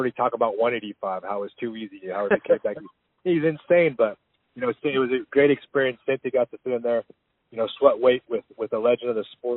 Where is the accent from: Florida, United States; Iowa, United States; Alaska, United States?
Alaska, United States; moved away; also born or lived in Hawaii / California; we're both from Alaska